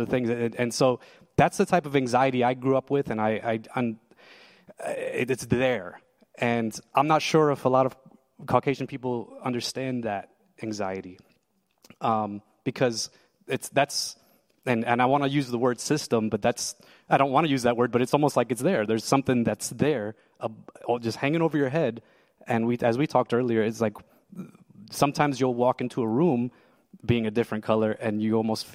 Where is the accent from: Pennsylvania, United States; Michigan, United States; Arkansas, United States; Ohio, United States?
Pennsylvania, United States; Lebanon; also born or lived in New Jersey; I was born in New Jersey, and I moved to Lebanon, Pennsylvania